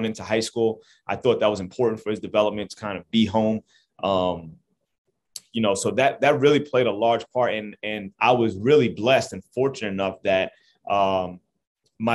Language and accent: English; Jersey City, New Jersey, United States; I'm from Jersey City, I'm 35 minutes away from home. This is my area. This is my home. I'm really proud to actually be able to have my start and actually coach 35 minutes from where I grew up